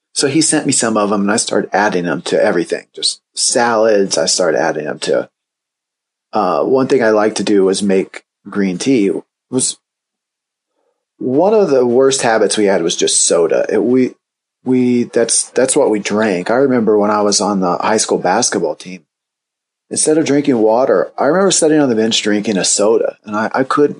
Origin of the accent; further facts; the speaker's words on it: Indiana, United States; I grew up in Indiana